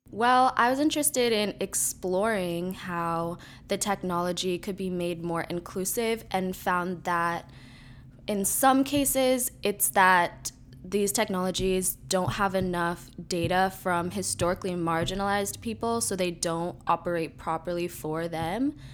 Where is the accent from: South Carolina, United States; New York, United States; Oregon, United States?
New York, United States; New York City; I am a filmmaker from New York City